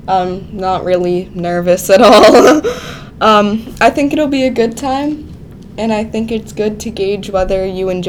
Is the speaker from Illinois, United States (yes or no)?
no; Trafford, Pennsylvania, United States; I'm from Trafford, and the school there is really small compared to, like, even Penn Middle